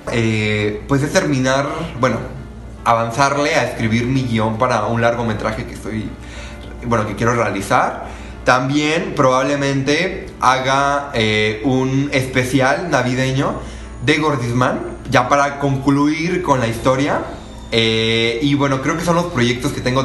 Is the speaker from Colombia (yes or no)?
no; Miacatlán, Morelos, Mexico; moved away as an adult; now in Mexico City, Mexico; soy originario de Miacatlán, Morelos y actualmente estudio en Ciudad de México